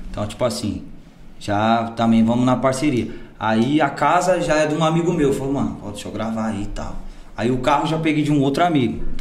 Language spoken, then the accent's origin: Portuguese; Minas Gerais, Brazil; No estado de São Paulo aqui, é, sou de Minas também